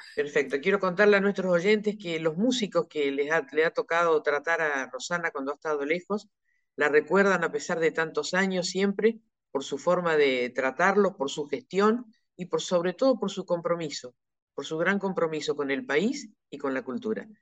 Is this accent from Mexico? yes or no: no; Neuquén, Argentina; yo soy de Neuquén